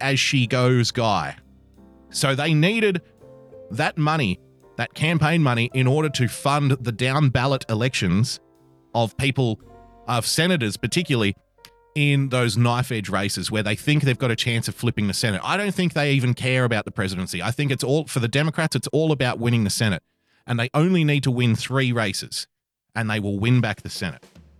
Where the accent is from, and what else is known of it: Australia